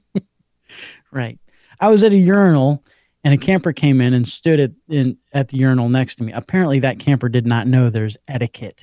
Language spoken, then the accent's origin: English; Georgia, United States